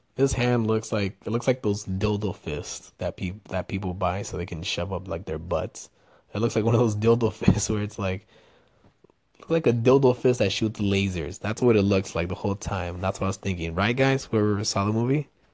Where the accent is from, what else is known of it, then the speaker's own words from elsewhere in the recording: Los Angeles, California, United States; accent: Mexican; first language Spanish; English is a second language; the people I grew up with in Los Angeles